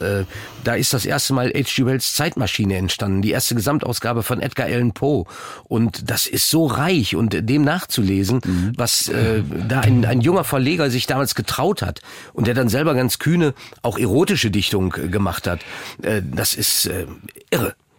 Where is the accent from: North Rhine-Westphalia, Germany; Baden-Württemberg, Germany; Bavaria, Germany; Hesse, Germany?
North Rhine-Westphalia, Germany; moved away as an adult; Ich bin ja auch aus Ostwestfalen weggegangen